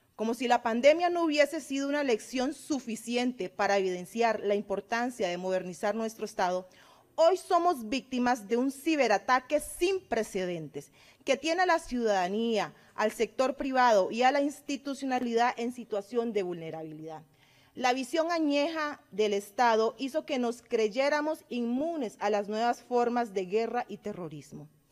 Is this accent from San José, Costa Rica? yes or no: no; Cartago, Costa Rica; also born or lived in Guanacaste; Yo nací en Guanacaste y me acogió mi amada provincia de Cartago